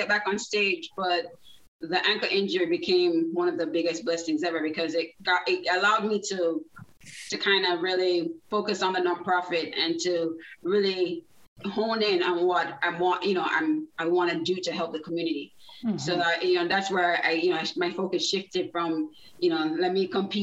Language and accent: English; Jamaica; moved away as an adult; now in South Florida, United States; I was born in Jamaica. So I lived there about 19 years